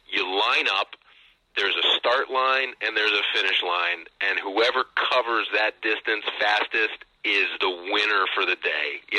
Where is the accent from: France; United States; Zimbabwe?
United States; St. Louis, Missouri; I grew up in St. Louis, uh, so I was my my parents uh, moved out there. I have two older siblings. They were already around. Uh, my parents moved out to St. Louis, and I was born there.